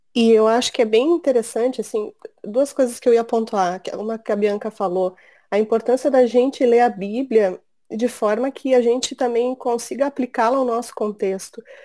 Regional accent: Rio Grande do Sul, Brazil; eu sou gaúcha, tenho 40 anos

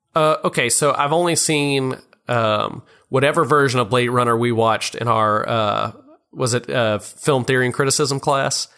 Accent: Louisiana, United States; also born or lived in Oklahoma; from Louisiana

